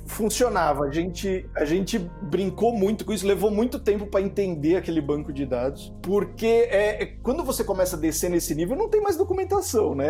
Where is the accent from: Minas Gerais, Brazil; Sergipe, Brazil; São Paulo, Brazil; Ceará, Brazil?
São Paulo, Brazil; eu sou, eu sou de São Paulo, tô aqui na Moca